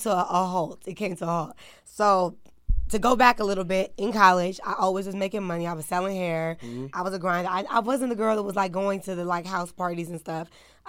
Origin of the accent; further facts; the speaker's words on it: Maryland, United States; I'm from Maryland. So it's two separate situations.